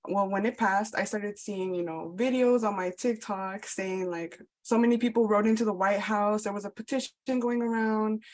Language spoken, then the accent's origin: English; Chicago, Illinois, United States; also born or lived in Colorado; now in Tulsa, United States; I'm from Chicago. I just moved from Colorado to Tulsa.